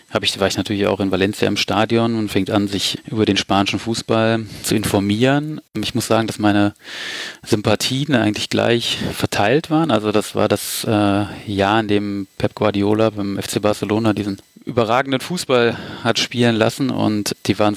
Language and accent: German; Düsseldorf, North Rhine-Westphalia, Germany; born there; ich bin sogar in Düsseldorf geboren, allerdings auf der linken Rheinseite.